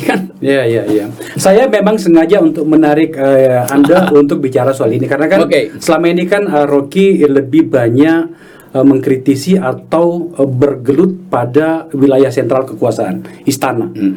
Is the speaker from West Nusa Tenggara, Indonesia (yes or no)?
no; Makassar, South Sulawesi, Indonesia; kota saya saya di Makassar